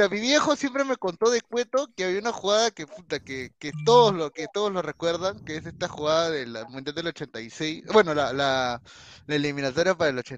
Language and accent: Spanish; Chiclayo, Lambayeque, Peru